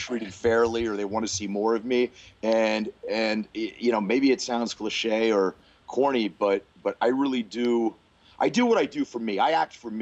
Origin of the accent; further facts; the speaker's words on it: New Castle, Pennsylvania, United States; moved away as an adult; I'm from Newcastle, Pennsylvania, which is in western Pennsylvania, about 45 minutes outside of Pittsburgh